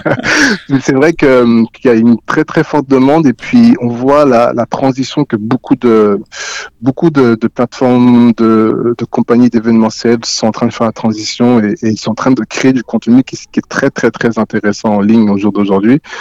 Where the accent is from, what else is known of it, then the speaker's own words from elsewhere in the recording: Haute-Savoie, Auvergne-Rhône-Alpes, France; moved away as an adult; also born or lived in Guinea / Montreal, Canada; now in Toronto, Canada; j'ai grandi, j'ai grandi en France, euh, en Haute-Savoie, et, euh, d'origine guinéenne, donc, euh, Guinée-Conakry.